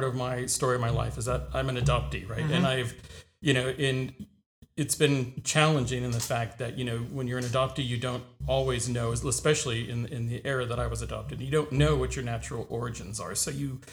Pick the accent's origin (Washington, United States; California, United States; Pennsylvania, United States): California, United States; Orange County; moved away; I grew up in Orange County, California, down in Southern California, kind of between LA and San Diego